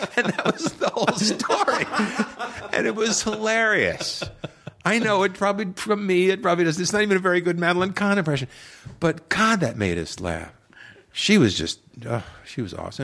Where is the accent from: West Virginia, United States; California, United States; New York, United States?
New York, United States; Long Island; I grew up on Long Island, New York